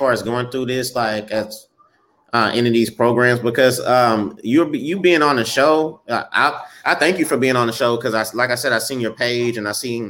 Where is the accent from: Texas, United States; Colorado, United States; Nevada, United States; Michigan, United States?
Texas, United States; Beaumont; we're from Beaumont, so that's like an hour away from Houston.